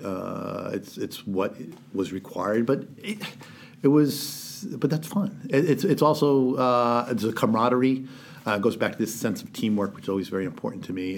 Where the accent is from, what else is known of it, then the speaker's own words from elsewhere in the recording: New London, Connecticut, United States; I grew up in New London, Connecticut.